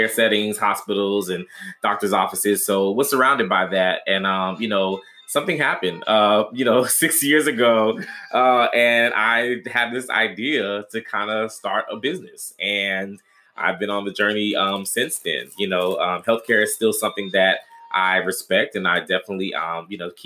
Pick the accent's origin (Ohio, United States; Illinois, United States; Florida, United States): Florida, United States; also born or lived in Washington, D.C.; now in Dallas, United States; we come from a big family, from Florida originally, you know, lived in other cities like D.C. Now we're living in Dallas